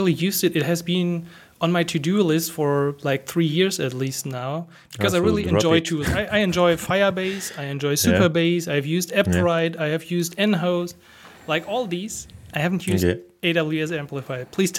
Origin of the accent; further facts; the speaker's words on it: Germany; I'm from Germany